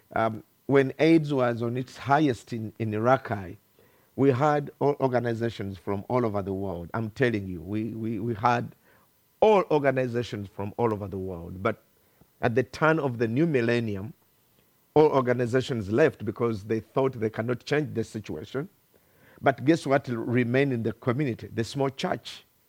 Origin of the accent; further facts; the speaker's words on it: Uganda; English is a second language; I come from Uganda, thousands of kilometers from here